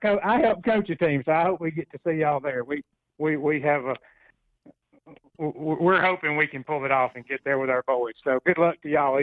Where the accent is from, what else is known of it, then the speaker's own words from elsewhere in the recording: Hartselle, Alabama, United States; My hometown, Hartsel